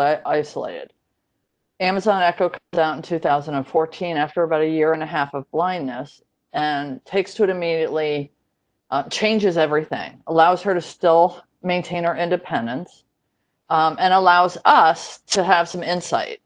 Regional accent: Connecticut, United States; Growing up in Connecticut

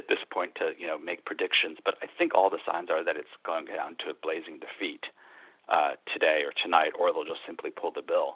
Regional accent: New York, United States; I grew up in New York State.

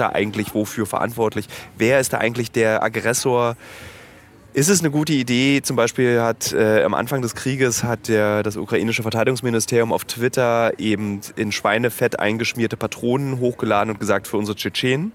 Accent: Berlin, Germany; für mich als Berliner ist es ein wichtiger Park. Ich war hier rodeln

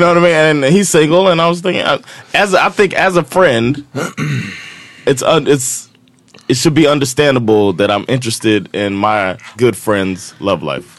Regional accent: United States

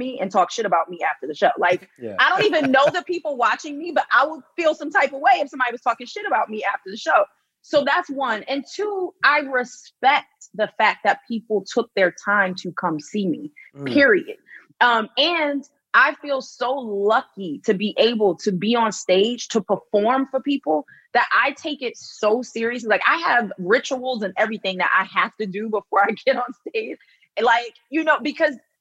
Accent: Philadelphia, Pennsylvania, United States; moved away as an adult; now in United Kingdom; I'm from Philly

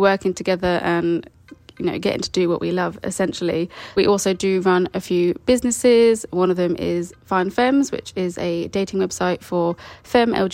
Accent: United Kingdom; I'm the British one

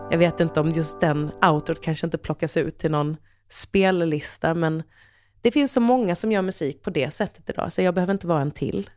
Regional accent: Halmstad, Halland County, Sweden; jag är en hallänning som alla i Halmstad har pejl på vad morsan, vem morsan är

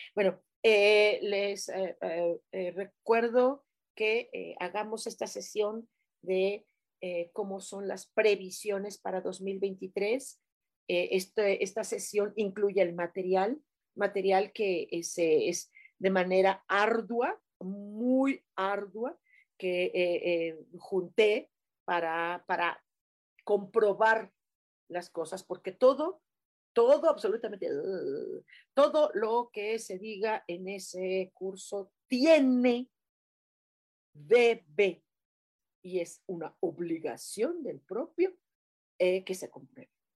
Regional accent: Mexico City, Mexico; Así somos los chilangos.

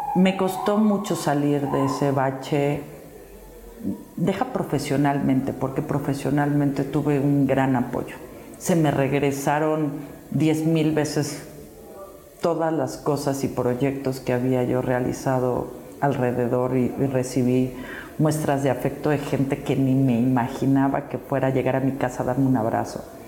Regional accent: Mexico

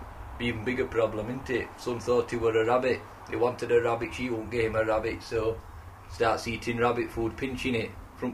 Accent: Yorkshire and the Humber, United Kingdom; Plus, I'm from the Rother Valley.

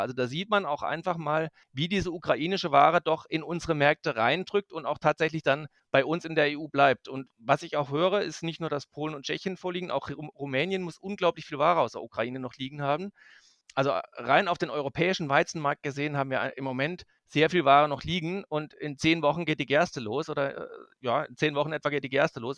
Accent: Black Forest, Baden-Württemberg, Germany; moved away as an adult; now in Magdeburg, Germany; ich stamme aus dem Schwarzwald, aus dem Südwesten der Republik, aus einem kleinen Nebenerwerbsbetrieb

